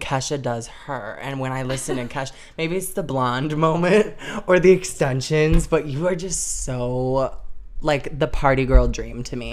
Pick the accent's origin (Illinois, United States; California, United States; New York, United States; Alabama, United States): Illinois, United States; Arlington Heights; moved away as an adult; I was born and raised in Arlington Heights, Illinois. I wasn't born there, but from a suburb in Chicago